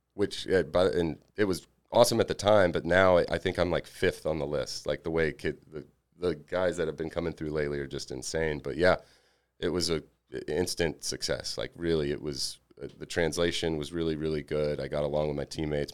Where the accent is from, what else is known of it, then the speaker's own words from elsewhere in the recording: Alabama, United States; moved away as an adult; also born or lived in Mississippi; I was from Alabama